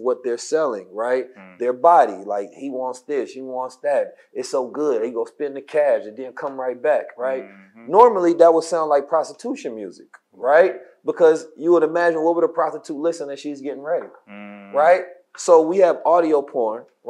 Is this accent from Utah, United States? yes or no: no; Oakland, California, United States; When I was growing up in Oakland